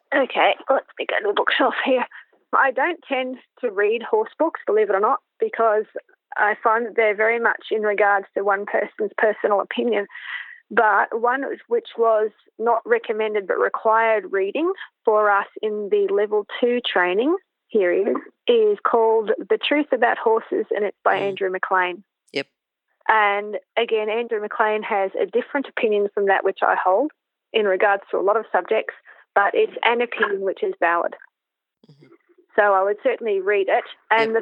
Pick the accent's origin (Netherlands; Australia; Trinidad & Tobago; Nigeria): Australia; Canberra, Australian Capital Territory; also born or lived in New Zealand; I was born in Canberra and raised in Canberra. I've been here now for 45 out of the 47 years, the other two being in New Zealand.